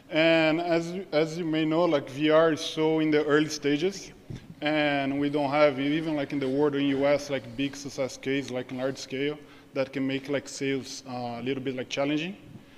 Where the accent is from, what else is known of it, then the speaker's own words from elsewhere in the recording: Brazil; now in Singapore; I'm from Brazil. We're based here in Singapore.